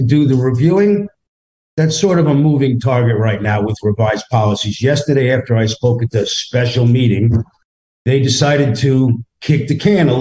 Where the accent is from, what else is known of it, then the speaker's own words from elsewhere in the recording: New York, United States; moved away as an adult; now in Middleburg, United States; I'm from New York. I have a thicker skin